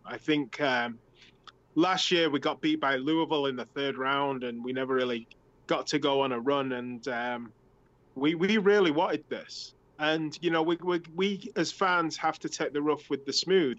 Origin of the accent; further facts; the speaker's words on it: England, United Kingdom; moved away; I'm from England, and we played soccer in like November and December.